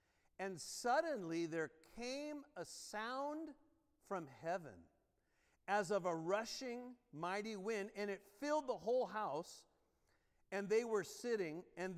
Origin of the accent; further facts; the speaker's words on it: United States; I'm an American. I only know like one